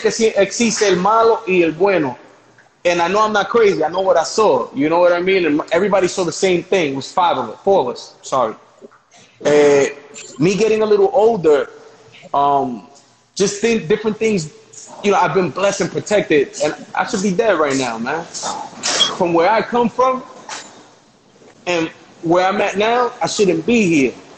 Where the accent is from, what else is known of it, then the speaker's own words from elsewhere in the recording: New York City, New York, United States; I'm from the Bronx